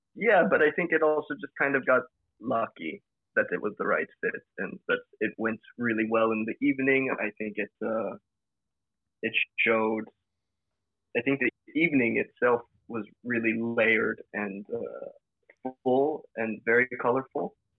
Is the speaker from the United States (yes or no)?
yes; California, United States; now in Groningen, Netherlands; am from California, but I've been in Groningen for 10 years